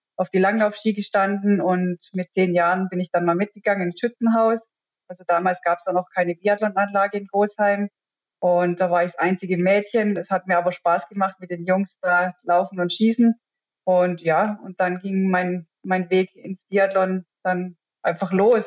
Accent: Wehingen, Baden-Württemberg, Germany; ich bin ja in Wehingen aufgewachsen

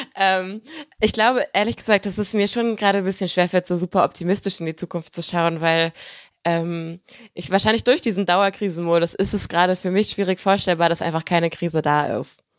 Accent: Germany; ich bin halt in Deutschland groß geworden.

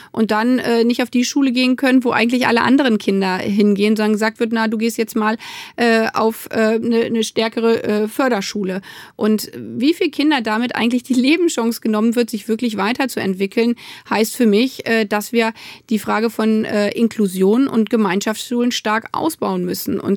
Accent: Hanover, Lower Saxony, Germany; born there; Hallo nach Hannover, ist ja meine Geburtsstadt.

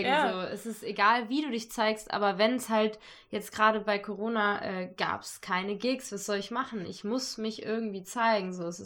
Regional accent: Cologne, North Rhine-Westphalia, Germany; Ich meine, an, mein, … kenne ich, ich komme aus Köln, ich habe die immer an der Schildergasse, ja, also nicht immer, ich habe die zweimal gesehen.

